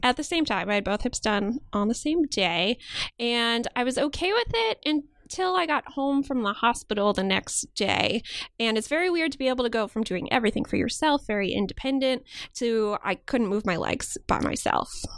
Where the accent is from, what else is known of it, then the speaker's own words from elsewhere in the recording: outside Chicago, Illinois, United States; moved away as an adult; also born or lived in Maryland / Pennsylvania; now in New York, United States; I grew up outside Chicago and I lived there until I went to college